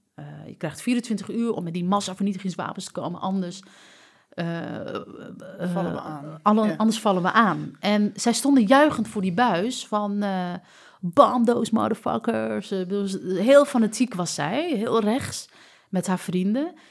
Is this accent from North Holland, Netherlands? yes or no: yes; Amsterdam, North Holland, Netherlands; also born or lived in United States; Ik ben heel vanzelfsprekend opgegroeid in die Marokkaanse cultuur, cultuur in de islamitische cultuur in Amsterdam